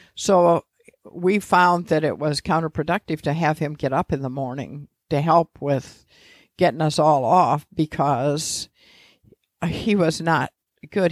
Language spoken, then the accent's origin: English; Mishawaka, Indiana, United States; also born or lived in Washington, D.C. / Bloomington, Indiana; I grew up in Mishawaka, next to South Bend.